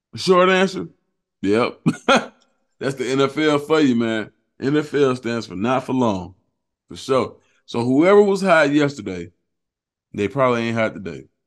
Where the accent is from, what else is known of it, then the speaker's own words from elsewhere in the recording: Atlanta, Georgia, United States; I'm from Atlanta.